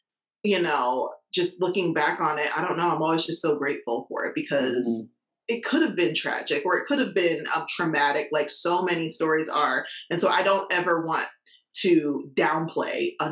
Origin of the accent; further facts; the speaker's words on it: Indianapolis, Indiana, United States; I'm from Indianapolis, Indiana